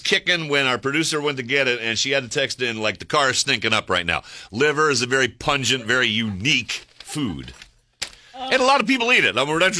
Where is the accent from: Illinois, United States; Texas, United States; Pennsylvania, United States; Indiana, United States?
Pennsylvania, United States; Pittsburgh; I grew up in Pittsburgh.